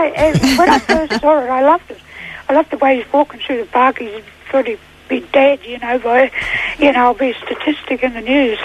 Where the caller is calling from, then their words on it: Sydney, New South Wales, Australia; I'm calling from Cherrybrook, over near Castle Hill